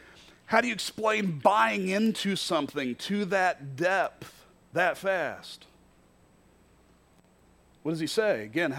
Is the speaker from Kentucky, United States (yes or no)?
yes; Kentucky, United States; The very first time I entered into the Quad Cities, I was in college from Kentucky